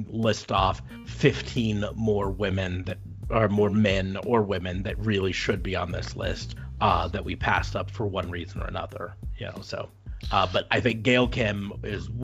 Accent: United States

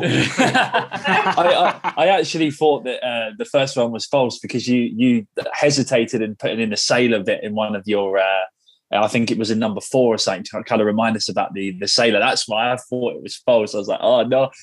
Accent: London, United Kingdom; now in Scotland; I'm originally from Southwest London

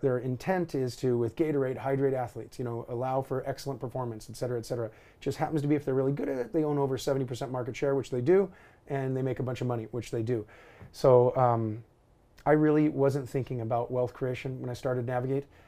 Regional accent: Alaska, United States; growing up in Alaska, age 16

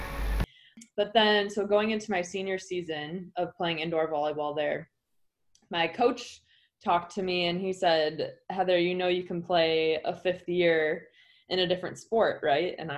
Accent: Chicago, Illinois, United States; moved away; also born or lived in Hawaii; I was born and raised in the Chicago area

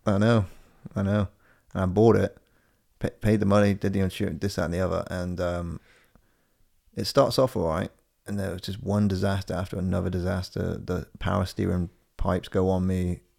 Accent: Corby, East Midlands, United Kingdom; moved away; the first time I ever drove to my hometown. It's only 190 miles away

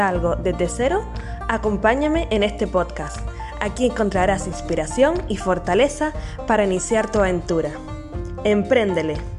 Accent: Canary Islands, Spain; nacida en Canarias

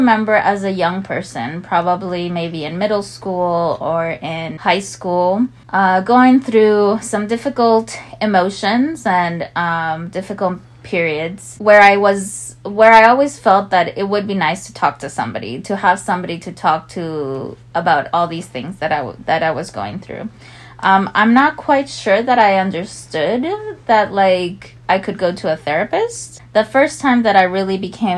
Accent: California, United States; I was born and raised in California to Mexican immigrant parents

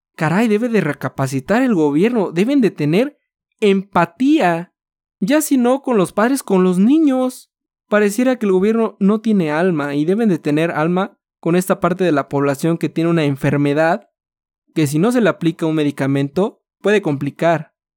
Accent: Mexico; nosotros como mexicanos

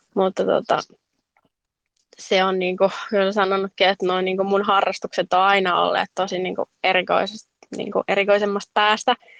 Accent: Helsinki, Uusimaa, Finland; now in Jokioinen, Finland; mä oon alun perin kotoisin Helsingistä, mutta nykyään asun Jokioisilla

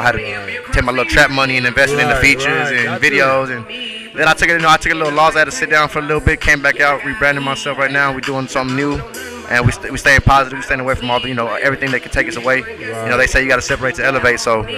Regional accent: Corpus Christi, Texas, United States; But I'm from Corpus Christi, Texas. They call it the Crooked.

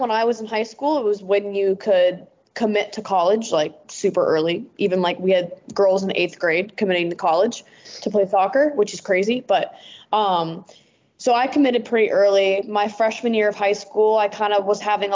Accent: North Texas, United States; moved away as an adult; also born or lived in Oklahoma; now in Wellington, New Zealand; growing up in North Texas specifically, I played for FC Dallas my like entire life

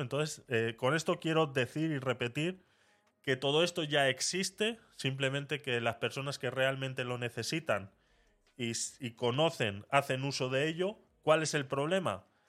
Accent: Panama; moved away as an adult; now in Spain; yo fui como menor de edad, por ende yo hice todos mis estudios en Panamá

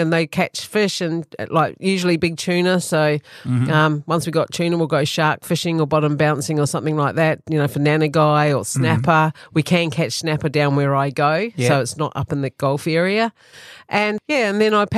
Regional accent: New Zealand; accent: New Zealand; moved away as an adult; now in Australia; I was born in New Zealand. I'm a New Zealand farmer's daughter.

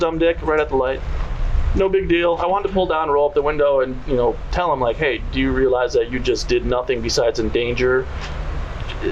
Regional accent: Detroit, Michigan, United States; now in California, United States; I grew up in the Detroit area

